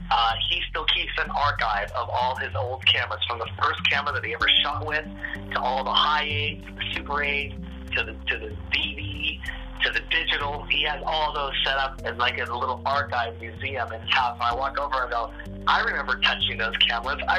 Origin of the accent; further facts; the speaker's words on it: Seattle, Washington, United States; I, I'm, I'm, I'm, I'm one of the, I'm one of the, I'm one of what you call one of the last natives of this land.